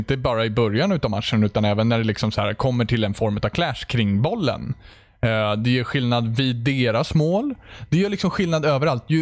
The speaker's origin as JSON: {"language": "Swedish", "country": "Sweden", "said": "Ser ni inte att jag är svensk heller?"}